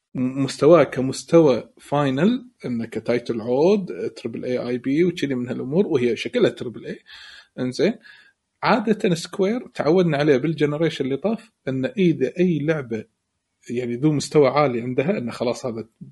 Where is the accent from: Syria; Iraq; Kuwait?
Kuwait; عندنا بالكويت